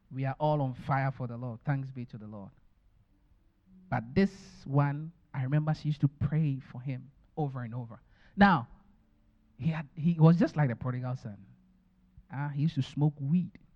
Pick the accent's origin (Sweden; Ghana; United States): Ghana; born or raised there; moved away